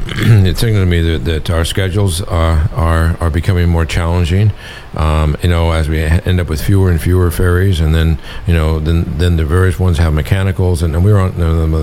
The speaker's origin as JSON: {"language": "English", "town": "Valdez", "region": "Alaska", "country": "United States", "said": "I'm from Valdez."}